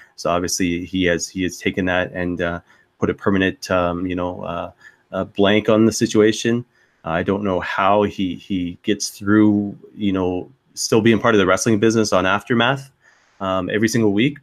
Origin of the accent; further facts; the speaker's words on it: Saint John, New Brunswick, Canada; my hometown of St. John, New Brunswick